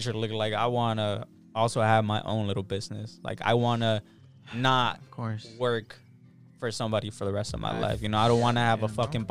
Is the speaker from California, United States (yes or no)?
yes; Los Angeles, California, United States; I grew up in South Central